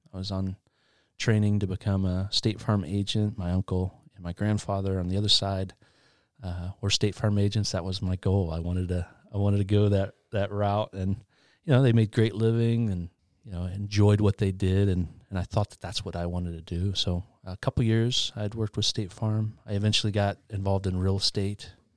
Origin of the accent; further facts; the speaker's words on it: Albany, Indiana, United States; also born or lived in Muncie, Indiana; Grew up in Albany, which is a small town outside of Muncie.